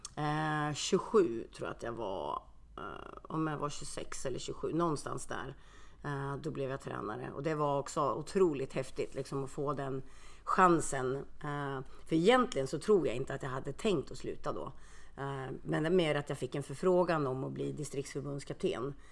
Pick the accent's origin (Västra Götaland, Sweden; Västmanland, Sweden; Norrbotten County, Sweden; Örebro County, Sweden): Örebro County, Sweden; Karlskoga; moved away as an adult; also born or lived in Finland; now in Örebro, Sweden; jag är född i Finland. Så att jag kom hit till, eh, jag kom till Karlskoga när jag var två år